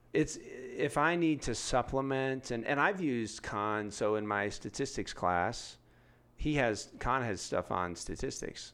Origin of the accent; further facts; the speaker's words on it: San Diego, California, United States; now in Denver, United States; I'm from San Diego